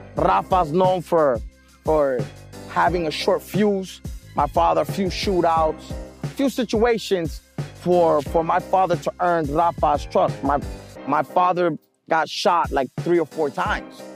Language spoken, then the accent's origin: English; Medellin, Antioquia, Colombia; also born or lived in New York, United States; now in Miami, United States; I was born in New York. When I was born in New York, about uh, a month, a month old, my family took me to Medellin, Colombia, where I lived most of my uh, my childhood growing up